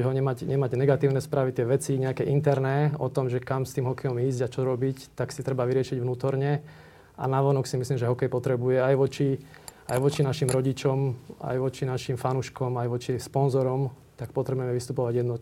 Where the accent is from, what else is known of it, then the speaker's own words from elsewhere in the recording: Slovakia; akí sme my Slováci